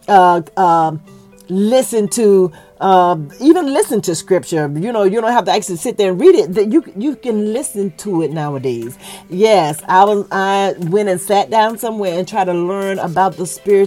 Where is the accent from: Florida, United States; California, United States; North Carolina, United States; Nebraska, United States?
Florida, United States; I'm very country. I was born and raised in Florida